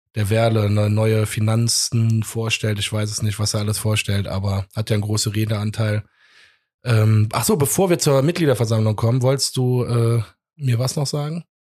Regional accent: Cologne, North Rhine-Westphalia, Germany; wir irgendwie als Kölner

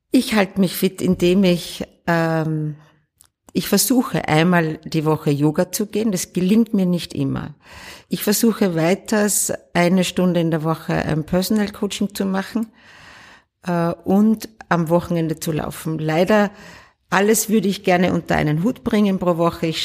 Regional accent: Upper Austria, Austria; Ich komme ja aus dem Innviertel

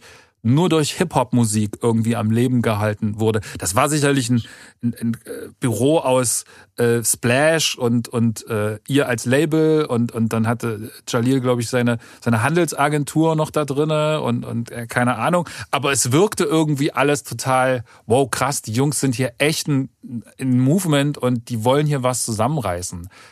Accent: Halle, Saxony-Anhalt, Germany; bei uns in, in, in Halle

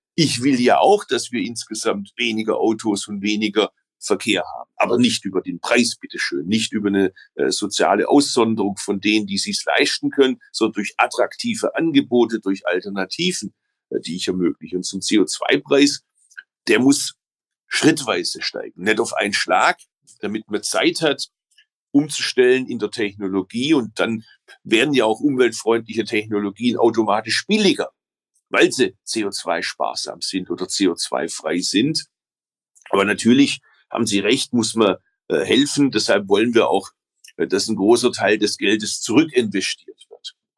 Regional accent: Stuttgart, Baden-Württemberg, Germany; also born or lived in Berlin; bei uns in Stuttgart

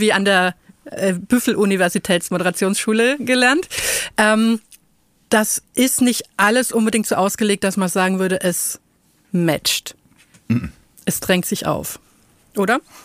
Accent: Franconia, Bavaria, Germany; accent: Franconian; moved away; ich komme ja aus Franken

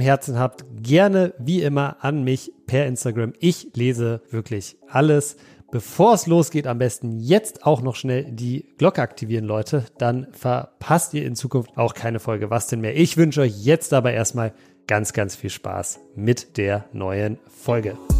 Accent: Berlin, Germany; als Berliner

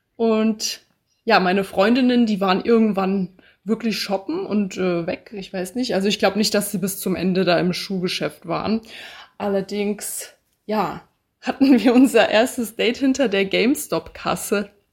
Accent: Bad Homburg, Hesse, Germany; moved away as an adult; also born or lived in Passau; Ich komme ursprünglich aus Bad Homburg. Das ist in der Nähe von Frankfurt, also in Hessen

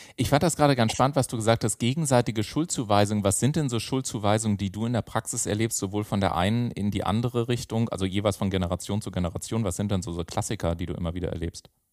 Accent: Garmisch-Partenkirchen, Bavaria, Germany; now in Hamburg, Germany; Ich komme ja aus Garmisch-Partenkirchen, wie gesagt, ursprünglich gesagt, und bin dann nach Hamburg zugezogen.

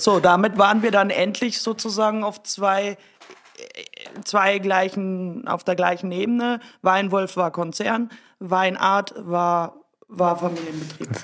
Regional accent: Germany; now in Austria; ich mich als Deutsche

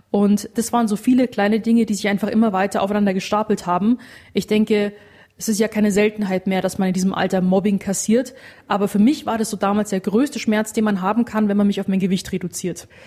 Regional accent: Rosenheim, Bavaria, Germany; born there; now in Munich, Germany; 26 Jahre alt und gebürtige Rosenheimerin. Bin aber dann 2018 nach München gezogen

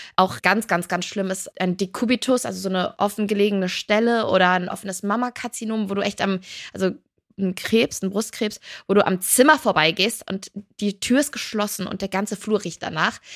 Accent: Cologne, North Rhine-Westphalia, Germany; ich bin halt Rheinländerin, ich komme aus Köln

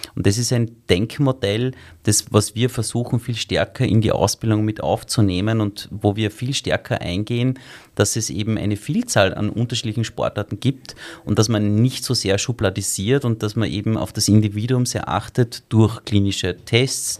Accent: Salzburg, Austria; moved away as an adult; also born or lived in Vienna; Ich bin ja eigentlich in Salzburg aufgewachsen

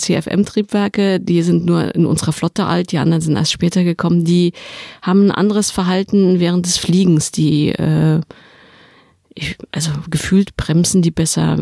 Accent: Saarland, Germany; Ich komme aus dem Saarland

